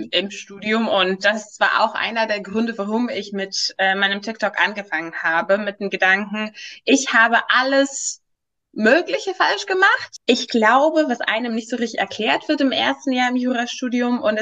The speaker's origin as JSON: {"language": "German", "country": "Greece", "moved": "as an adult", "lives_now": "Berlin, Germany", "said": "ich, ich komme aus Griechenland und ich dachte, als ich gezogen, nach äh, Berlin gezogen bin, dachte ich auch, ja, das wäre ganz normal Bachelor Masters"}